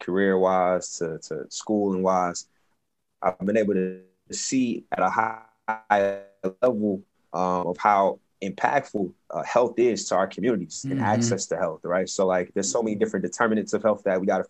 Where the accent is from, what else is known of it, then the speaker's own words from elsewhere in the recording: Atlanta, Georgia, United States; moved away as an adult; also born or lived in Nashville / Boston; when I came out of school, I'm from Atlanta, but I came from a school that was kind of considered like, I guess, the hood a little bit